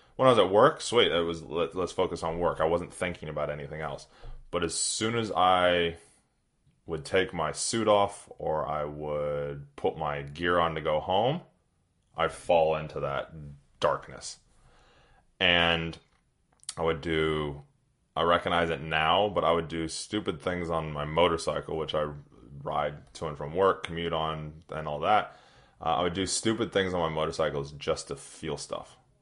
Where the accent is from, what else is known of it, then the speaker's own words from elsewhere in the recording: Redding, California, United States; now in New Zealand; I grew up in Northern California, doing outdoor stuff